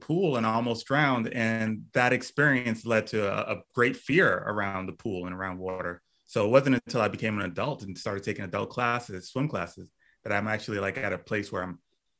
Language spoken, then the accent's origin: English; Miami, Florida, United States; Grew up in Miami, Florida